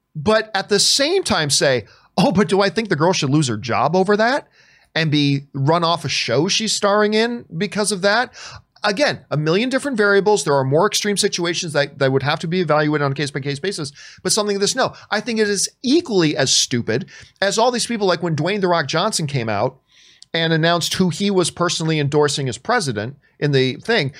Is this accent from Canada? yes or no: yes; Canada; I'm Canadian